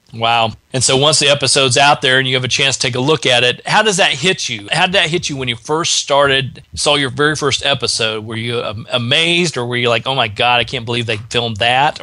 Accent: Indiana, United States; now in Georgia, United States; I grew up in Indiana, so I'm an original Midwestern uh, boy myself.

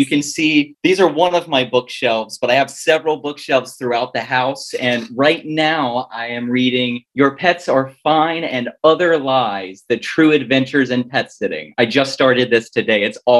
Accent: Oregon, United States; moved away as an adult; now in Florida, United States; I moved to Florida from Oregon, and I grew up with dogs, and I had a Jack Russell growing up, and his name was Skip.

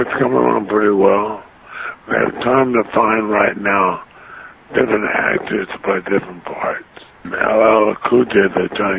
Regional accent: Jacksonville, Illinois, United States; now in California, United States; my hometown back in Illinois.

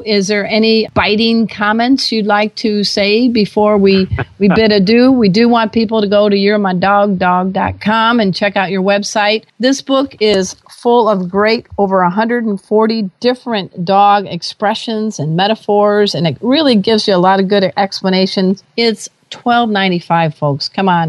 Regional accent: Chicago, Illinois, United States; I came from the Chicago area, so tell us a little bit about what that expression means.

